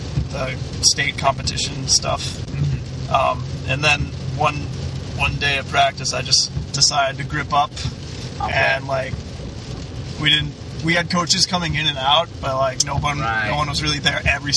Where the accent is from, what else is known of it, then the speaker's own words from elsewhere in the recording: Indiana, United States; moved away; I'm from Indiana, which is a bit different than some states